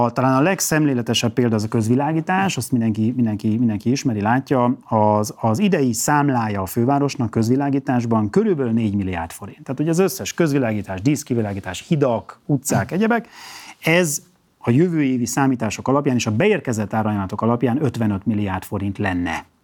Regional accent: Kisvárda, Szabolcs-Szatmár-Bereg, Hungary; born there; földiek vagyunk a, a Miklóssal, én is Kisvárdán születtem

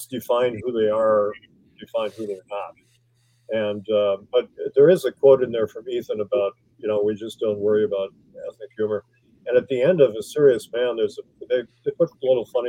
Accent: Milwaukee, Wisconsin, United States; moved away; I'm from Wisconsin

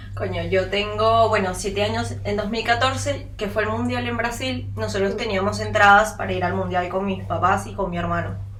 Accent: Venezuela; now in Uruguay; nosotras como venezolanas

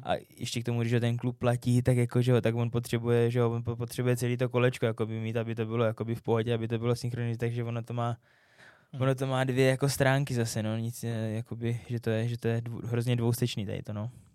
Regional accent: Czechia; moved away as an adult; also born or lived in Finland / Kazakhstan; byl jsem jako Čech, který je ve Finsku

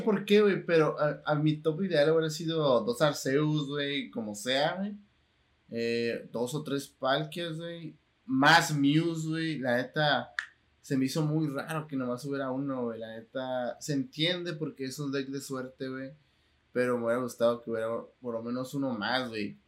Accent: Tijuana, Baja California, Mexico; cuando salgo de aquí de Tijuana, lo único que quiero también es regresar a Tijuana, porque pues es mi ciudad natal

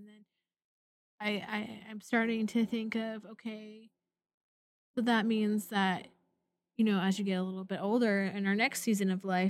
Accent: Pacific Northwest, United States; I grew up in the Pacific Northwest. It rained a lot

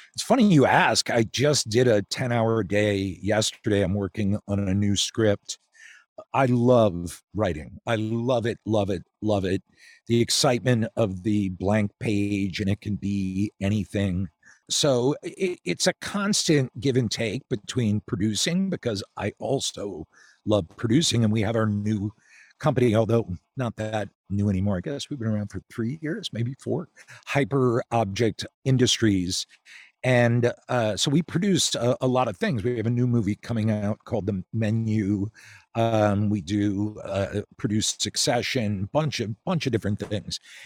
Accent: outside Philadelphia, Pennsylvania, United States; moved away as an adult; also born or lived in Chicago; I grew up outside Philly, then went to college in Philly

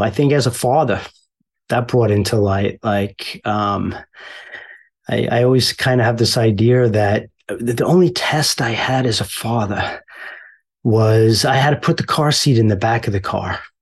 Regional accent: Mineola, New York, United States; also born or lived in Queens, New York; we kind of trucked a little east on Long Island and landed in Mineola, which isn't far from Long Beach. So, uh, and then spent most of my growing up there

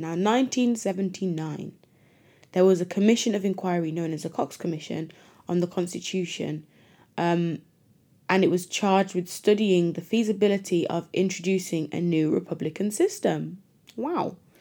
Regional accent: Jamaica; also born or lived in Britain; now in United Kingdom; as a Jamaican living in Britain

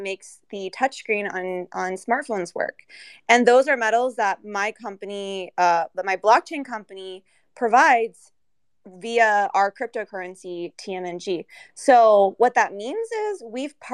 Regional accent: United States; I'm from America

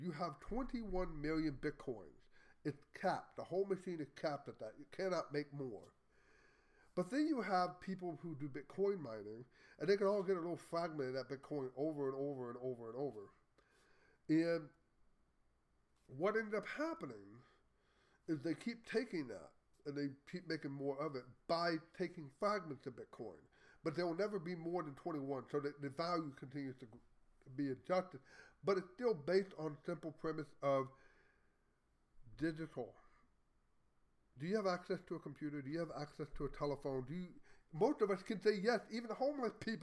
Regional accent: Texas, United States; I'm a Texan

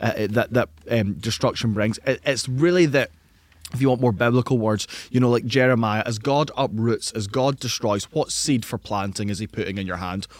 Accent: Scotland, United Kingdom; in Scotland, as a Scottish man

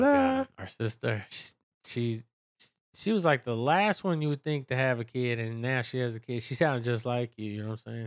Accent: San Francisco, California, United States; I'm from San Francisco, so I'm used to the city life

